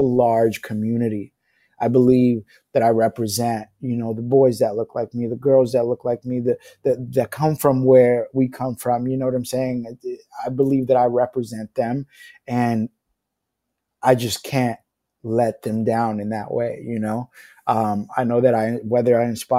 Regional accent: New York City, New York, United States; growing up in low-income housing, growing up in the Bronx

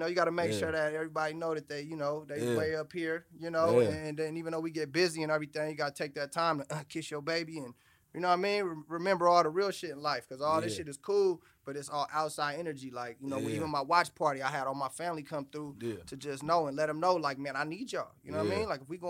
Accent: Oakland, California, United States; Man, listen, man, I'm from Oakland, man. So, you know, we come from humble begins.

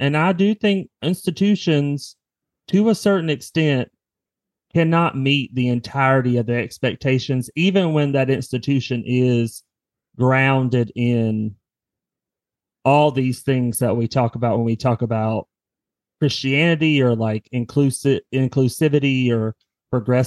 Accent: the South, United States; growing up in the South

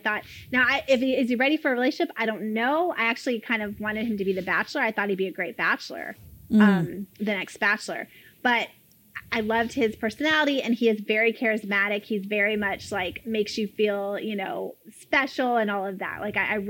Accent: Florida, United States; I'm from Florida.

